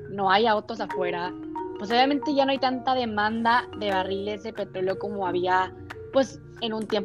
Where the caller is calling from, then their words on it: Veracruz, Mexico; soy Comunicación de Imagen de ASEIP. saludos desde Veracruz.